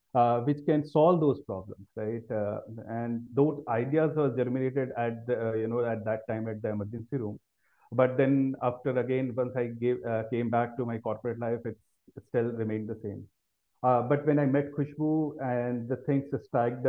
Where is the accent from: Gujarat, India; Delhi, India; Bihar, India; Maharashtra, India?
Delhi, India; also born or lived in United States; I've been born and brought up in Delhi